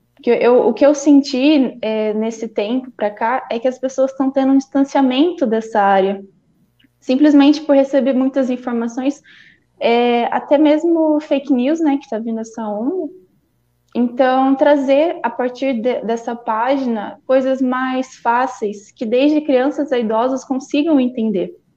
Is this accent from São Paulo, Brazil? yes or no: yes; Valinhos, São Paulo, Brazil; eu tenho vinte e um anos, eu sou natural de Valinhos.